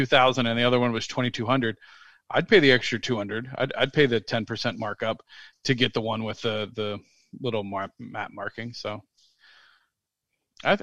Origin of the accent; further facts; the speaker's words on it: Cincinnati, Ohio, United States; my hometown of Cincinnati